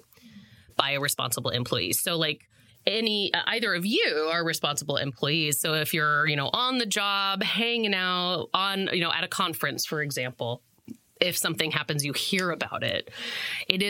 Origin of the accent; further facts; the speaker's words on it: Monmouth, Oregon, United States; moved away as an adult; also born or lived in New York / Chicago / Colorado / Washington; I grew up in Monmouth for the folks at home, which is 25 miles north of Corvallis.